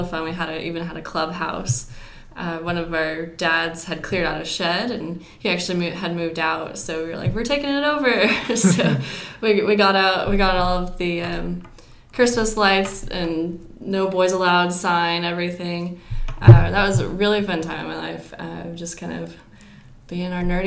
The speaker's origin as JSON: {"language": "English", "region": "Western Washington", "country": "United States", "tie": "born or raised there", "also_born_or_lived": "Louisiana", "moved": "as an adult", "lives_now": "Augusta, United States"}